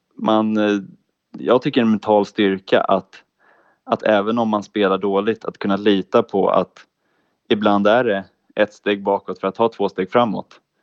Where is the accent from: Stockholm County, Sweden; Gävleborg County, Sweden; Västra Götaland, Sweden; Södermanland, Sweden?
Stockholm County, Sweden; Täby; moved away as an adult; also born or lived in Ludvika; now in Jönköping, Sweden; jag är ursprungligen från Täby